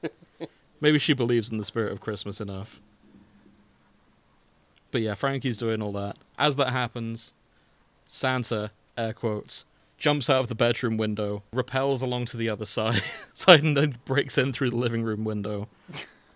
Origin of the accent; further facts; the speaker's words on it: United Kingdom; I am British